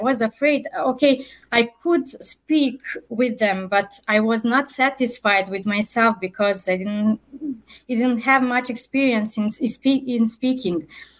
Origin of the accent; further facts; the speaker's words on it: Serbia; first language Serbian; English is a second language; moved away as an adult; now in United States; I'm from Serbia and my native language is Serbian. Currently I'm living in the United States